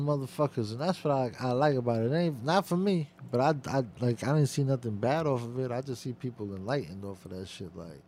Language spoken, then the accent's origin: English; New York, United States; I'm from New York